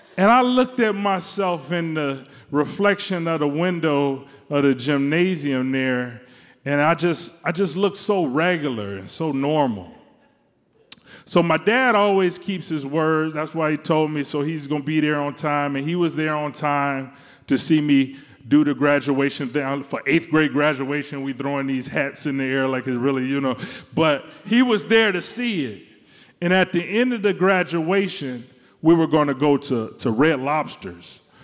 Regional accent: Detroit, Michigan, United States; now in Chicago, United States; I'm from Detroit, Michigan. And my dad loves Cadillacs

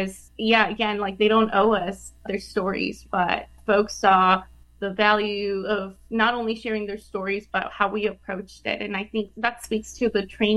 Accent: El Paso, Texas, United States; I did field work in El Paso. I am from El Paso. I study and research El Paso. I went to school there.

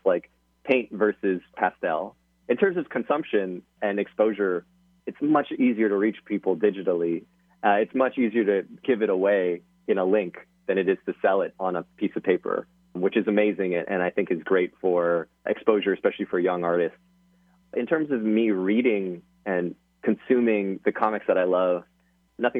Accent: Hawaii, United States; moved away; I'm from Hawaii

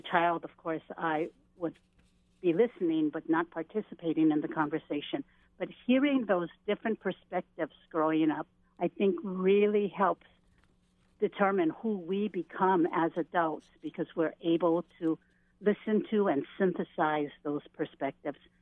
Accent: Native Hawaiian, United States; myself being Native Hawaiian

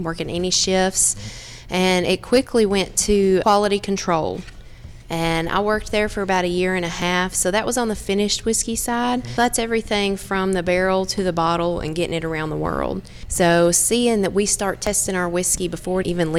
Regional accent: Estill Springs, Tennessee, United States; I grew up actually right outside of Lynchburg in Estill Springs, Tennessee, another very small town

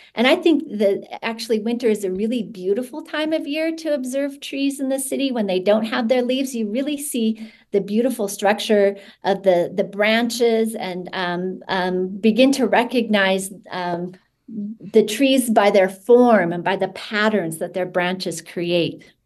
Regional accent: Utah, United States; I grew up in Utah, and one thing I knew is that there's no fireflies here

